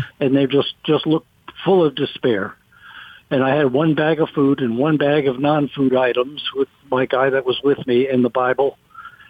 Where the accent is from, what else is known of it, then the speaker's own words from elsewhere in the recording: United States; I'm from America